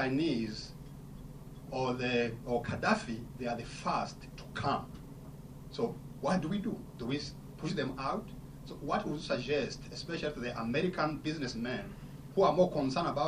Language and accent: English; Rwanda; I'm from Rwanda.